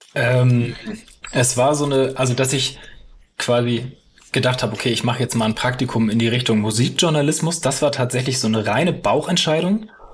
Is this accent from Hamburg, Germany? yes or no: yes; Hamburg, Germany; also born or lived in Lüneburg; ich bin geboren, aufgewachsen in Hamburg